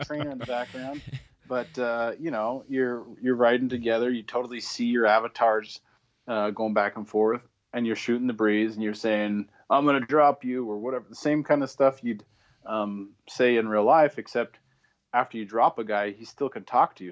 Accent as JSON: {"language": "English", "town": "Spokane", "region": "Washington", "country": "United States", "said": "I'm originally from the Spokane, Washington area"}